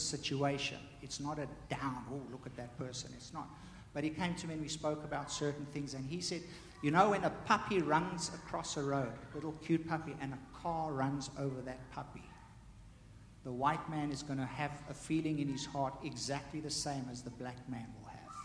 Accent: South Africa; me growing up in South Africa

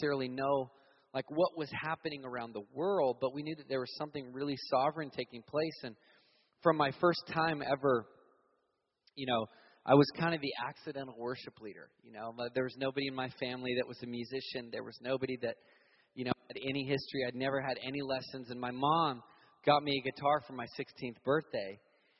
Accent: Virginia Beach, Virginia, United States; also born or lived in Montana; the season that I grew up in Virginia Beach

